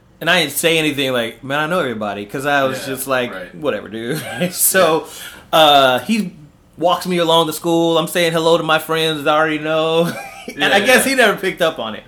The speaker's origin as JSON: {"language": "English", "town": "Paramount", "region": "California", "country": "United States", "tie": "born or raised there", "also_born_or_lived": "Harbor City, Los Angeles, California", "said": "I grew up in Paramount. It's a small city"}